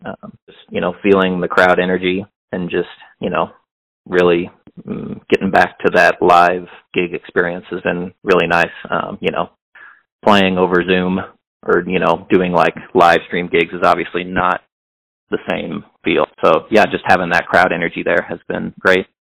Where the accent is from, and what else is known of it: Hannibal, Missouri, United States; now in Kansas City, United States